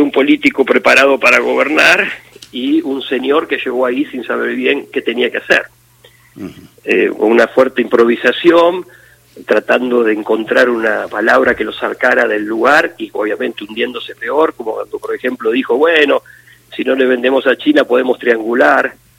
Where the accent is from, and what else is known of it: Argentina